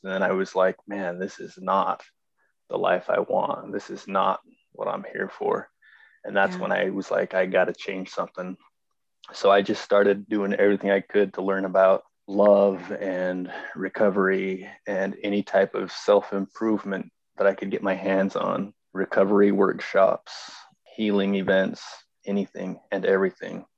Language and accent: English; Idaho Falls, Idaho, United States; I'm from Idaho Falls, Idaho